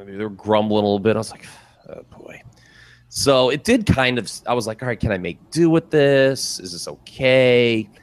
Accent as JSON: {"language": "English", "region": "Ohio", "country": "United States", "said": "We're from Ohio"}